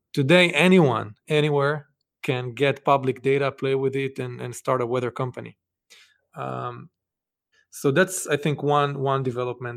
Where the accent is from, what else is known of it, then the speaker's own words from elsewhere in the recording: Israel; moved away as an adult; now in Boston, United States; I grew up actually in Israel